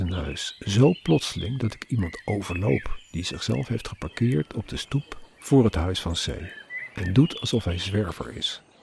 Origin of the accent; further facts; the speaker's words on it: Netherlands; als Nederlander